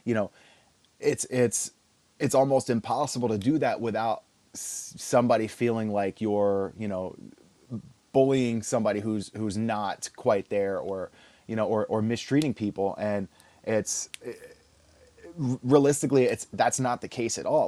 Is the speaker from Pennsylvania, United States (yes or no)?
yes; Philadelphia, Pennsylvania, United States; also born or lived in New Jersey / Texas; growing up in Philly